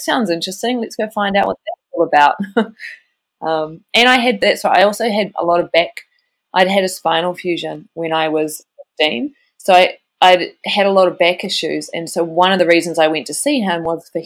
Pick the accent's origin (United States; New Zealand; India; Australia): New Zealand; I grew up in New Zealand